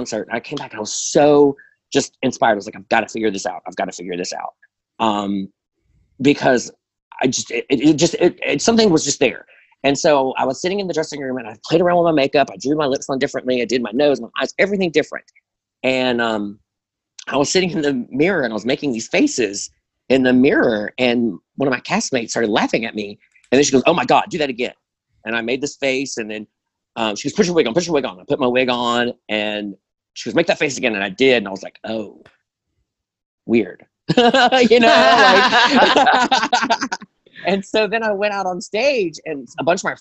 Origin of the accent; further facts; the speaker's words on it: Birmingham, Alabama, United States; moved away as an adult; also born or lived in Nashville, Tennessee / Orlando, Florida; I'm originally from Birmingham, Alabama. I moved to Nashville in 2013 and lived there for 4 years. I moved to Orlando, lived in Florida for a year, and I'm back home in Birmingham